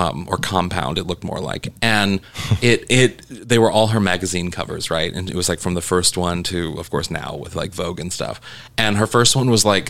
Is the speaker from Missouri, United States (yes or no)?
yes; Missouri, United States; moved away; I come from Missouri, and like, I'm used to people making fun of where I come from